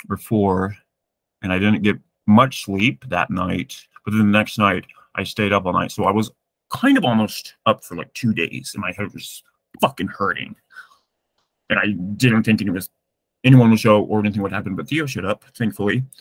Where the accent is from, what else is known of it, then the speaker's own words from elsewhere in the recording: Massachusetts, United States; also born or lived in Greece; I, I grew up in Massachusetts.